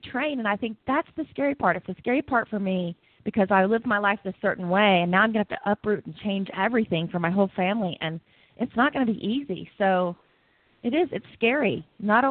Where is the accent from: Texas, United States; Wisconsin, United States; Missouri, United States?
Texas, United States; moved away as an adult; also born or lived in Costa Rica; now in Colorado, United States; growing up in Texas and great family and friends